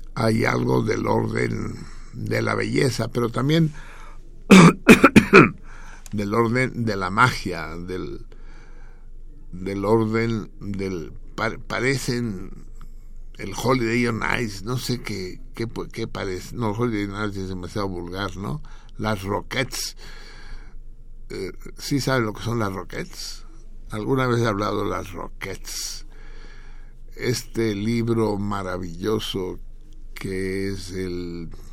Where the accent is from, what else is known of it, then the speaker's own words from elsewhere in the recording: Mexico; como mexicanos